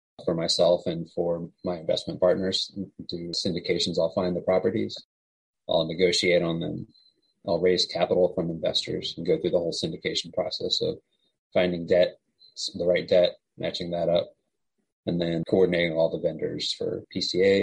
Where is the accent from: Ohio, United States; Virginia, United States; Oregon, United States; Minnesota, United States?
Virginia, United States; Winchester; also born or lived in San Francisco, California; now in Charlottesville, United States; Yeah, so I grew up in Winchester, Virginia. I live in Charlottesville now.